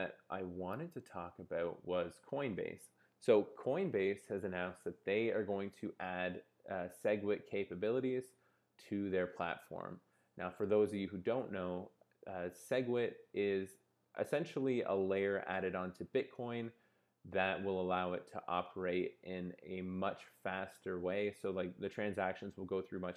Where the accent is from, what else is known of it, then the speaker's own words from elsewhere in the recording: Canada; I'm Canadian